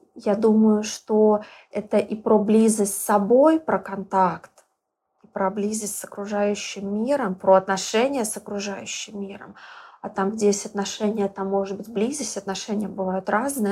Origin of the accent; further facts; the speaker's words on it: Belarus; moved away as an adult; now in Bali, Indonesia; я из Беларуси